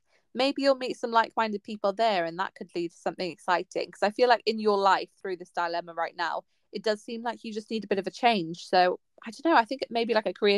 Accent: Pembrokeshire, Wales, United Kingdom; I grew up in Pembrokeshire

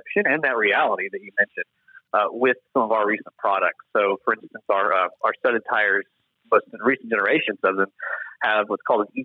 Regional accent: Nashville, Tennessee, United States; Born and raised in Nashville

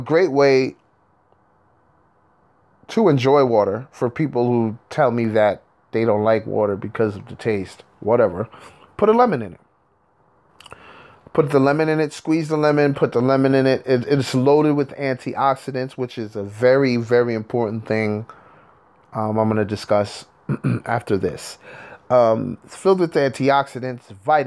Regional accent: New York, United States; I'm from New York, and we're in Hudson Valley, New York

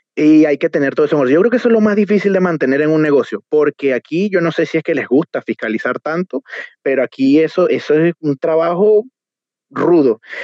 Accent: Barquisimeto, Lara, Venezuela; moved away as an adult; now in Chile; nosotros como venezolanos

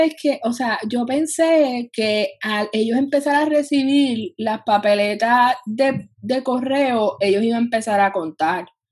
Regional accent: Puerto Rico; somos todos puertorriqueños

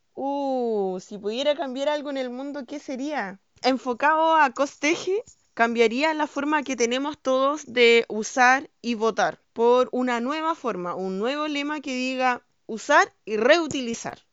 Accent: Panguipulli, Los Ríos, Chile; soy de Panguipulli, que es un pueblo que está en la región número 14 de Chile

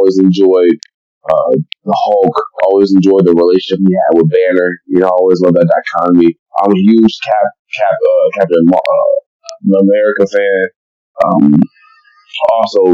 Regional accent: Detroit, Michigan, United States; growing up in Eastside Detroit and going to Gross Point North

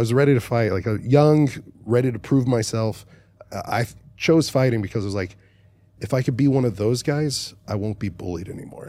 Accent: Dallas, Texas, United States; I'm from Dallas

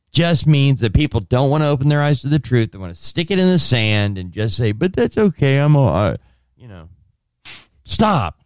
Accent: Anaheim, California, United States; growing up in Anaheim

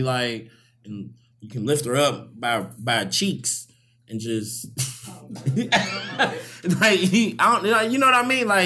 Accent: Louisville, Kentucky, United States; I'm from Louisville

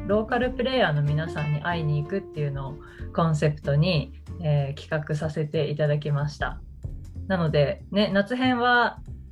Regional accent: Toyama, Japan; 富山 生まれ、富山育ちの、えー、自称富山オタク

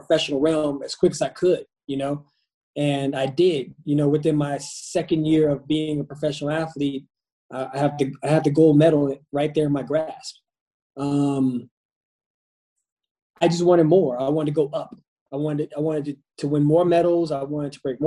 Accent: Pensacola, Florida, United States; also born or lived in Brooklyn, New York; now in Qatar; I grew up in Pensacola, Florida. I was born in Brooklyn, New York. My dad was in the military. We moved down to Pensacola, Florida

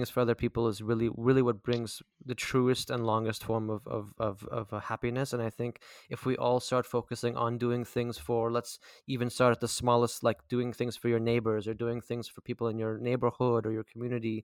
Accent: Canada; being Canadian

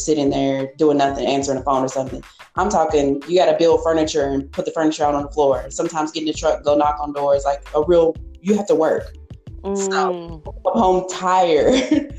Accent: Hopkinsville, Kentucky, United States; when I worked at the Holiday Inn at the front desk in Hopkinsville, my hometown

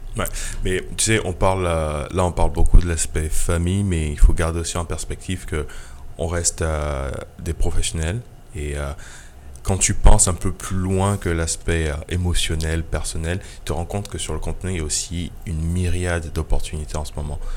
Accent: Côte d’Ivoire; moved away; also born or lived in Benin; d'aller en Côte d'Ivoire, qui est mon pays natal

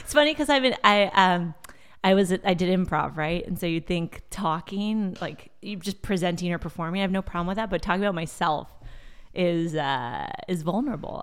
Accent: Bay Area, California, United States; first language Portuguese; English is a second language; also born or lived in Brazil / Stanford, California; I moved, uh, back to the Bay Area when I was six and basically was raised here

